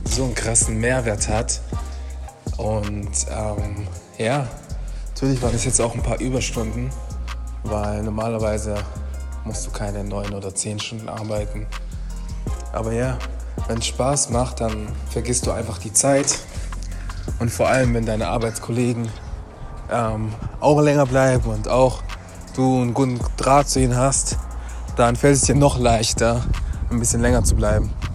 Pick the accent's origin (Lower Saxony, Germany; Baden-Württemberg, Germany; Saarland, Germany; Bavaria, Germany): Baden-Württemberg, Germany; Stuttgart; moved away as an adult; now in Frankfurt, Germany; Ich bin jetzt hier in der neuen Stadt, Frankfurt. Ich bin weiterhin Stuttgarter